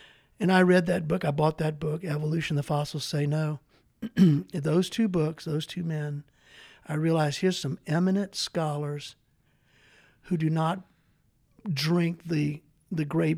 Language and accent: English; Baton Rouge, Louisiana, United States; moved away; I'm from Baton Rouge, Louisiana.